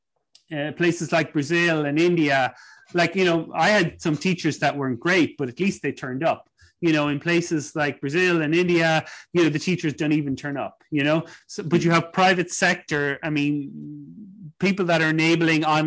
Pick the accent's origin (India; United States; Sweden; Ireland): Ireland; I think of growing up in Ireland